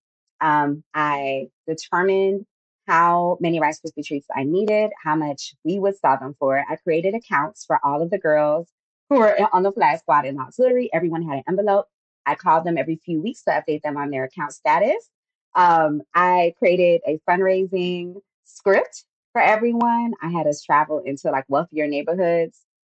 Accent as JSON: {"language": "English", "town": "Miami", "region": "Florida", "country": "United States", "tie": "born or raised there", "moved": "as an adult", "lives_now": "Atlanta, United States", "said": "I was born and raised in Miami, Florida, but currently live outside of Atlanta, Georgia"}